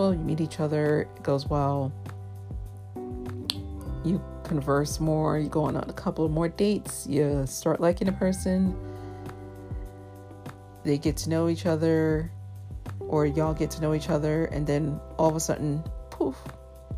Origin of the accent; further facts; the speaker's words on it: New York City, New York, United States; I'm a New Yorker